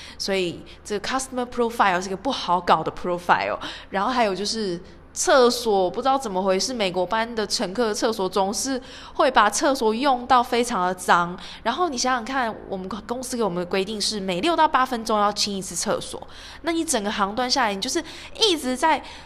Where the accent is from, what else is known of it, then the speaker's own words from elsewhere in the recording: Taiwan; now in Doha, Qatar; 有我，台湾